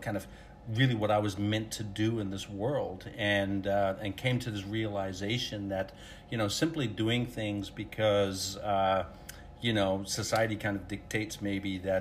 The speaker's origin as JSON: {"language": "English", "country": "Netherlands", "tie": "born or raised there", "moved": "yes", "said": "I grew up in Holland, so everybody rides bike"}